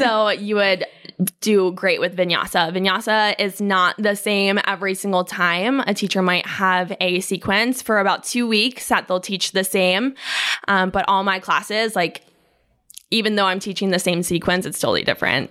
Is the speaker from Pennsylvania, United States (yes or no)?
yes; York, Pennsylvania, United States; moved away as an adult; now in Raleigh, United States; I'm from York, Pennsylvania, which is a very small town